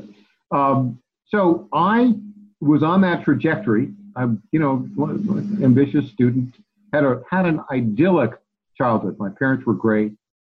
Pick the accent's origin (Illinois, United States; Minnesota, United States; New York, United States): New York, United States; upstate; moved away as an adult; also born or lived in Oswego, New York / Dannemora, New York / California; So I grew up in upstate New York. I was born in Oswego.